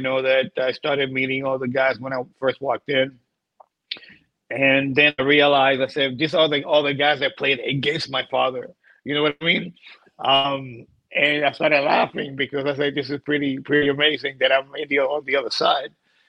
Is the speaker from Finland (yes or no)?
no; Puerto Rico; I grew up in Puerto Rico. I see the ocean every day.